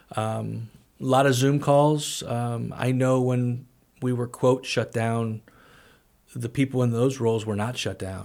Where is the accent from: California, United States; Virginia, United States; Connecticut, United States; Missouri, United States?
Missouri, United States; St. Louis; moved away as an adult; also born or lived in Springfield, Missouri; now in Danville, United States; growing up in Saint Louis